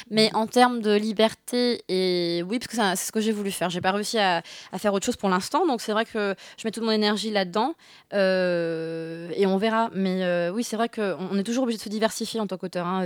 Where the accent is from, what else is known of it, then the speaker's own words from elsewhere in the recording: Bordeaux, Nouvelle-Aquitaine, France; also born or lived in Paris / Singapore / Beijing; now in Lyon, France; Je, je suis à Lyon, euh, j'ai grandi à Bordeaux euh, et à, Paris aussi, Singapour, Pékin.